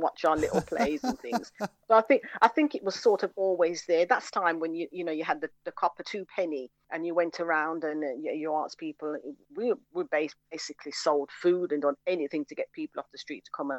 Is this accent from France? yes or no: no; Birmingham, West Midlands, United Kingdom; also born or lived in London; I'm still living in Handsworth, still there, born and bred